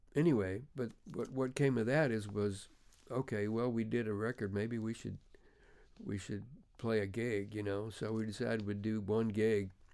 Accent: Memphis, Tennessee, United States; I'm from Memphis

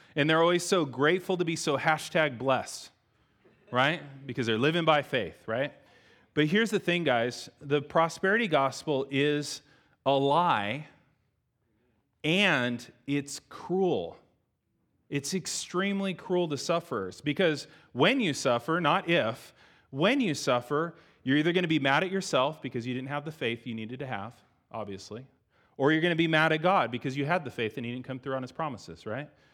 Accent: United States; we're Americans.

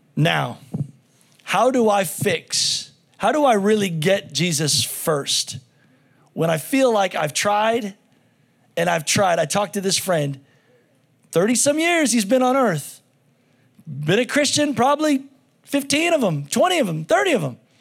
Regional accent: United States; as an American

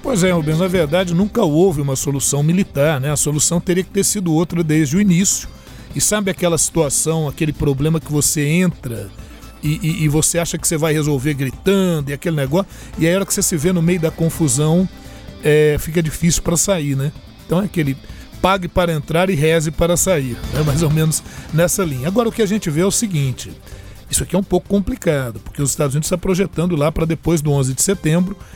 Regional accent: Brazil; como brasileiro

